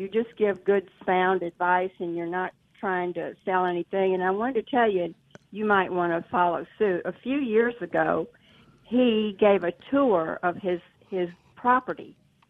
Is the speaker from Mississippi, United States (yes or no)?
yes; Hattiesburg, Mississippi, United States; also born or lived in Northwest Ohio, near Toledo; now in Toledo, United States; Because I'm from Hattiesburg.